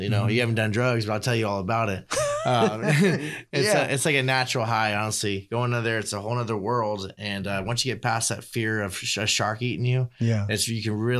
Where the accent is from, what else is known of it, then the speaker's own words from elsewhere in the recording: Virginia Beach, Virginia, United States; moved away; And I grew up in Virginia Beach, Virginia, and you know, I got separated from my family and had to come to South Bakersfield.